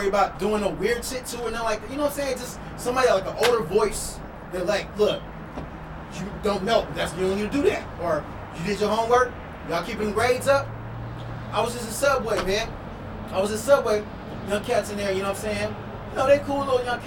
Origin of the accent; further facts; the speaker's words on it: Chicago, Illinois, United States; I'm from Chicago, you know what I'm saying? I'm from Illinois